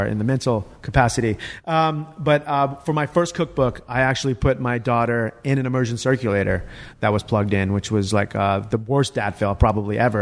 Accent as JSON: {"language": "English", "region": "California", "country": "United States", "said": "as a Californian"}